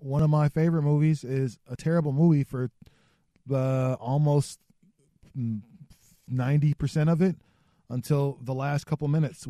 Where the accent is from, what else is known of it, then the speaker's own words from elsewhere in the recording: the Northwest, Pacific Northwest, United States; I'm from the Northwest